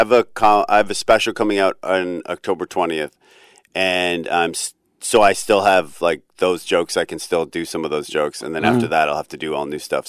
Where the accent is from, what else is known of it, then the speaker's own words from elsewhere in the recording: Ontario, Canada; moved away as an adult; also born or lived in Vancouver; now in New York, United States; I grew up in Ontario